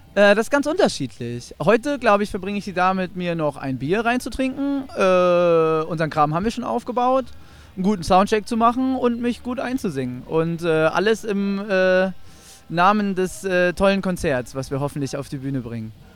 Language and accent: German; Northern Germany, Germany; Delta Radio bei uns im Norden